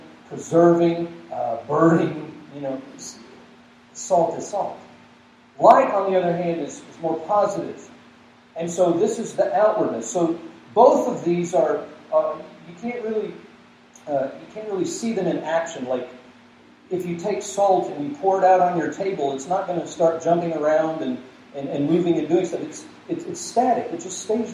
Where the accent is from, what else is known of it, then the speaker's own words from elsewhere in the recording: Georgia, United States; now in Broomfield, United States; I grew up in Georgia